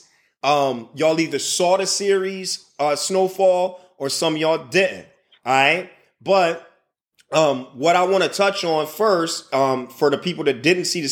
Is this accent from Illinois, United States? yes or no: yes; Chicago, Illinois, United States; also born or lived in Indiana / San Antonio, Texas; now in Middle East; I'm from Chicago. North Pole, north side of Chicago is where I resided for most of my time and my childhood time.